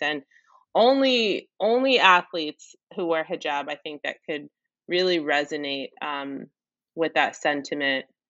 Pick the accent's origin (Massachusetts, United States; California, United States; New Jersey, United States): New Jersey, United States; Maplewood; I'm from Maplewood, New Jersey. It's about 30 minutes west of New York City